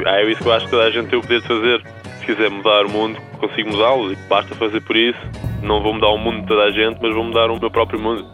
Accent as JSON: {"language": "Portuguese", "country": "Portugal", "moved": "as an adult", "lives_now": "United States", "said": "nós somos portugueses"}